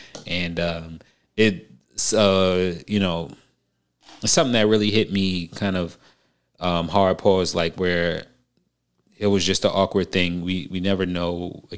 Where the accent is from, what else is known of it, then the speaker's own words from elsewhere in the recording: New York, United States; Bro, I came from New York. I know exactly what you're talking about, bro.